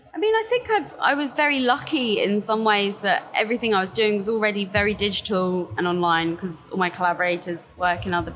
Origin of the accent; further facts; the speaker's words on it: Brighton, South East England, United Kingdom; Grew up in Brighton. Keep on trying to leave, but it just keeps on like dragging me back